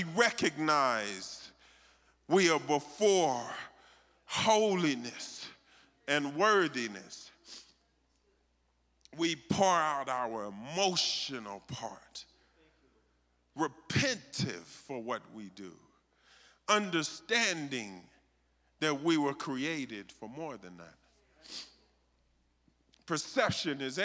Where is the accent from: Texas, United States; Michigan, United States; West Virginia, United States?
Texas, United States; I'm from Texas